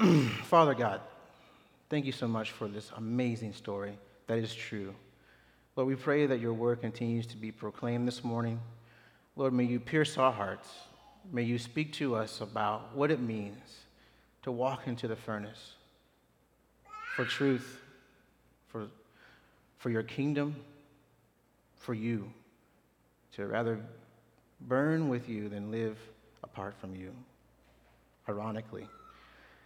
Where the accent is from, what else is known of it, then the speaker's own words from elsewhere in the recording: Clarksville, Tennessee, United States; moved away as an adult; now in Houston, United States; small town, Clarksville, Tennessee. Don't bother going by there. But it's my hometown